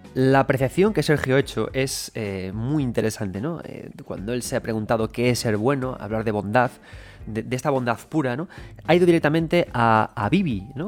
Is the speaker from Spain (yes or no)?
yes; Galicia, Spain; soy gallego